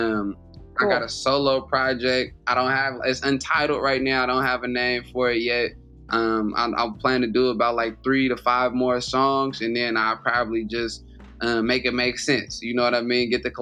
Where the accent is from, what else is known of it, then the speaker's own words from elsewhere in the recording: Oakland, California, United States; I'm from Oakland, so that's like a hometown hero right there.